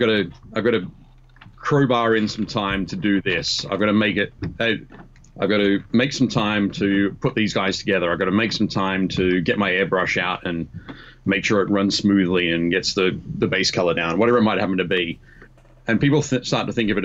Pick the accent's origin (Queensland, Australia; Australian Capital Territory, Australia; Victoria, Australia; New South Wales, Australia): New South Wales, Australia; Newcastle; my hometown, Newcastle in Australia